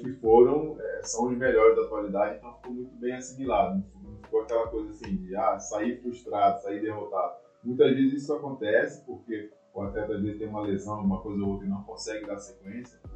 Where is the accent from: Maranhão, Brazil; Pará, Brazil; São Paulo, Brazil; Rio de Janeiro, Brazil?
Rio de Janeiro, Brazil; na cidade onde eu nasci